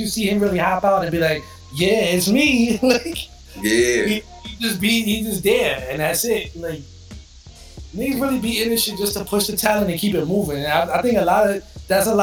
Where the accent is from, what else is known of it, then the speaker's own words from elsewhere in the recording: New York, United States; moved away as an adult; now in Florida, United States; I'm from New York. I live in Florida now. I've been here like 6 years